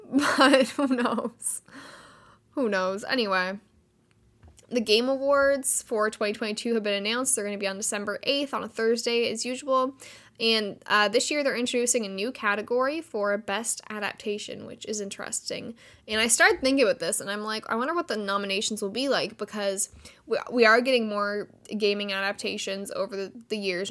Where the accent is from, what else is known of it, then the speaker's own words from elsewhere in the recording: Canada; Canada, which is where I am. I am Canadian.